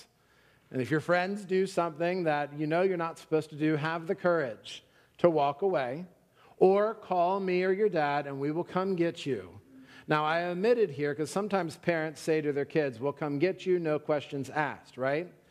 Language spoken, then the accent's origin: English; Pennsylvania, United States; moved away; also born or lived in Florida; I'm from Pennsylvania